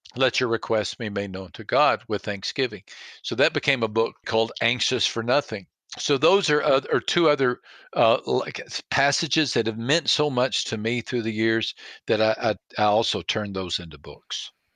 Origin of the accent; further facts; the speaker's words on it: Texas, United States; I was raised in Texas